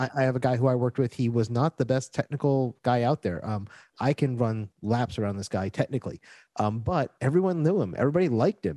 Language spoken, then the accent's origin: English; Florida, United States; moved away as an adult; now in Puerto Rico; I was gro-, born and raised in Florida, so I was used to very flat, hot places. And when I moved to Puerto Rico